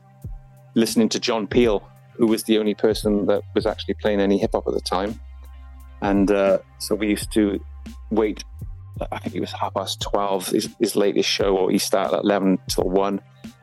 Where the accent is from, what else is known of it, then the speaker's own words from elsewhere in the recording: Folkestone, South East England, United Kingdom; born there; I was I was born in Folkestone in Kent, and my dad was in the army